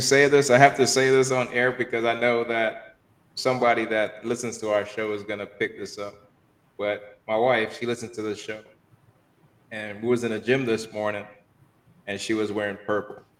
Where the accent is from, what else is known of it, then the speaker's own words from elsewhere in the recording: Miami, Florida, United States; I grew up here in Miami